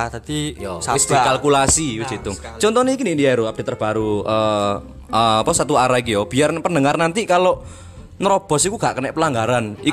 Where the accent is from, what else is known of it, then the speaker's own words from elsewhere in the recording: Malang, East Java, Indonesia; born there; Kayak aku yang lahir di Malang ini menurut apa ya kan?